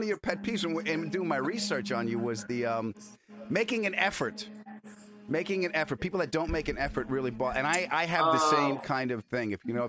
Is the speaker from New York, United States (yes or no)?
yes; New York City, New York, United States; moved away; also born or lived in Long Island; we migrated too. We went from Queens to Long Island.